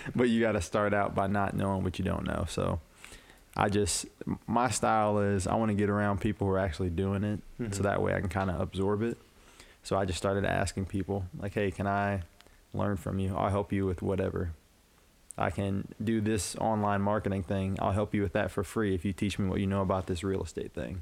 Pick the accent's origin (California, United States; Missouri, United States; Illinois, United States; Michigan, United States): Illinois, United States; Urbana; moved away as an adult; now in Quad Cities, United States; I'm from Urbana, Illinois.